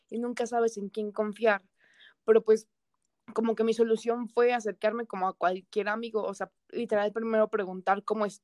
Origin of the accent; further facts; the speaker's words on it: Toluca, State of Mexico, Mexico; soy de Toluca, estaba en Ciudad de México por que estaba en centro y ahorita que estamos en cuarentena, pues volví a Toluca